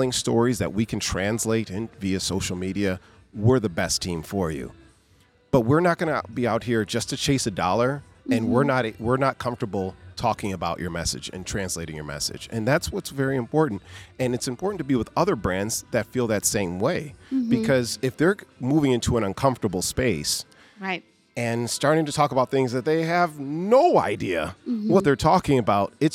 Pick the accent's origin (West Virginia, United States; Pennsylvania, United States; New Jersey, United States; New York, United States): New York, United States; Western; I'm from Western New York